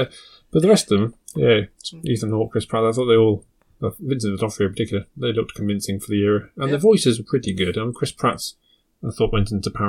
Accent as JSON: {"language": "English", "country": "United Kingdom", "said": "Maybe it's because I'm British."}